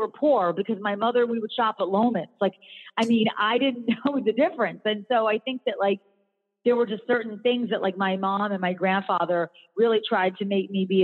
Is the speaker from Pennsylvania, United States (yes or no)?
yes; Philadelphia, Pennsylvania, United States; now in North Carolina, United States; I grew up in Philadelphia